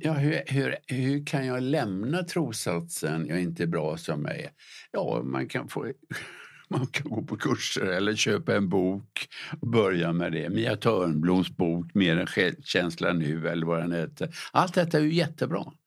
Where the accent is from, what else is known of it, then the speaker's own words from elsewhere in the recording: Gothenburg, Västra Götaland, Sweden; när jag var liten pojke, där jag växte upp i Göteborg